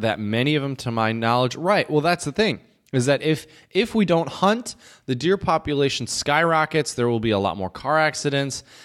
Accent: Michigan, United States; born or raised there

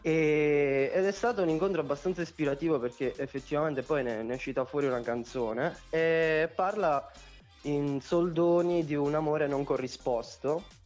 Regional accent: Potenza, Basilicata, Italy; anch'io sono di Potenza

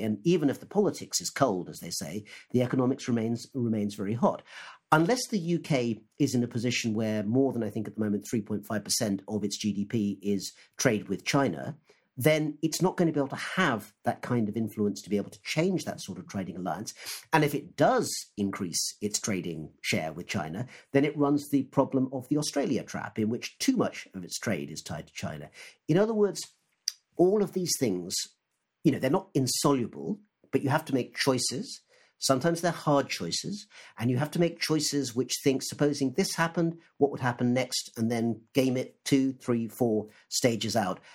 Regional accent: United Kingdom; also born or lived in Oxford; me as a British Asian

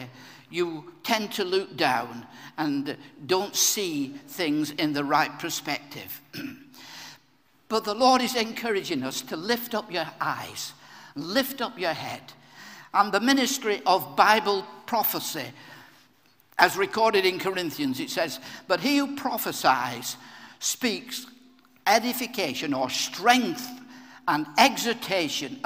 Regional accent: Blackburn, North West England, United Kingdom; In my hometown of Blackburn in Lancashire, when I was a small boy

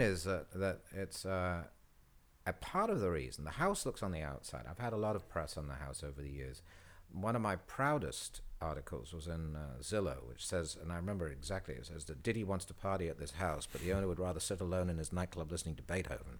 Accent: England, United Kingdom; moved away as an adult; now in United States; when I was growing up in England

